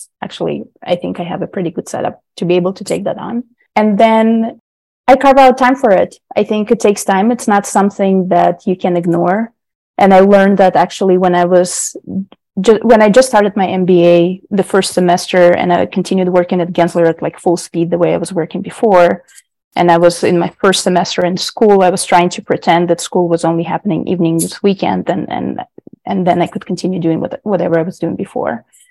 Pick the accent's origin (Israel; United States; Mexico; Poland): Israel; English is a second language; Growing up in Israel, it's very similar to American culture and everything. It's very closely related, but there is more of the community there as well.